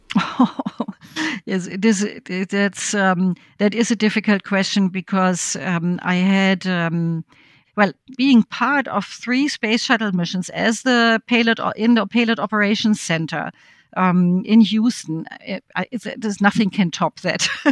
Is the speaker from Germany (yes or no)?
yes; West Germany, Germany; I grew up in West Germany